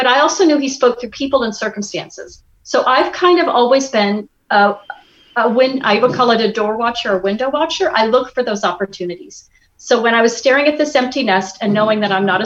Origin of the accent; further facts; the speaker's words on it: Midwest, United States; moved away; I grew up in the Midwest